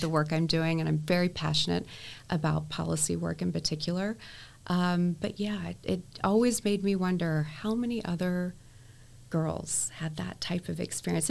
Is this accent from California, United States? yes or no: no; Texas, United States; I was able to obviously meet my hometown congressman, yes. um, and it was Congressman Chet Edwards